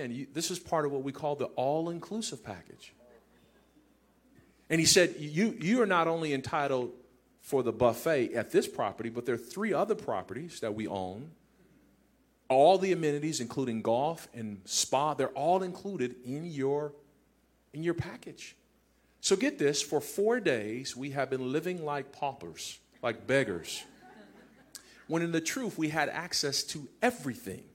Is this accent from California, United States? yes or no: yes; Compton, California, United States; I grew up in Compton. We had Sunny Delight in Compton, California.